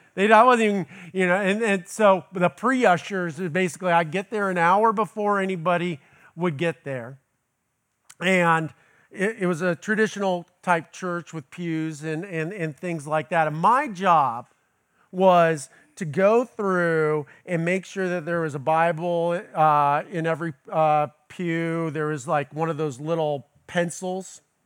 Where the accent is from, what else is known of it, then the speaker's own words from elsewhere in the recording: Los Angeles, California, United States; now in Tallahassee, United States; I'm originally from Los Angeles